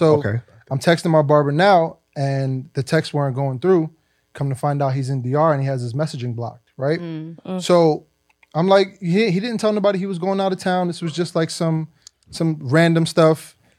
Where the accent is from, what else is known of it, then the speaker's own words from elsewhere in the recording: Brooklyn, New York, United States; I'm from Brooklyn.